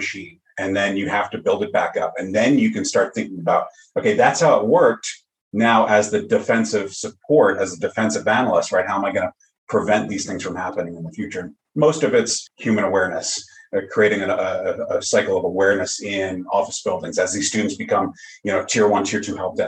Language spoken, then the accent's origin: English; Long Island, New York, United States; also born or lived in Staten Island, New York / Fort Myers, Florida; now in Bossier City, United States; I'm originally from New York, Long Island, lived on Staten Island a number of years